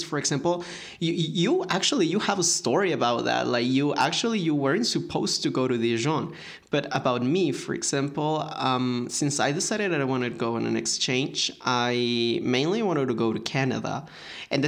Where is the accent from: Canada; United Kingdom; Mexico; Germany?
Mexico; I'm from Mexico